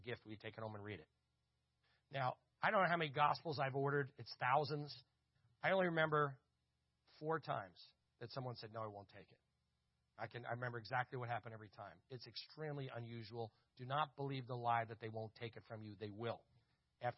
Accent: Verona, New Jersey, United States; I grew up in Verona, New Jersey, which was a hilly town, we were called the Verona Hillbillies in high school

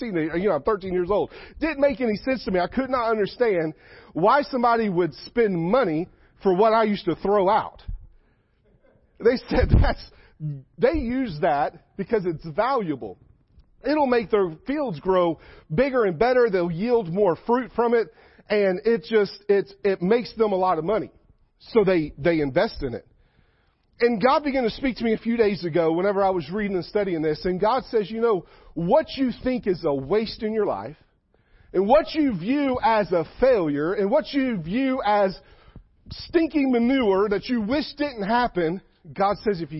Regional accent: South Florida, United States; I grew up in South Florida.

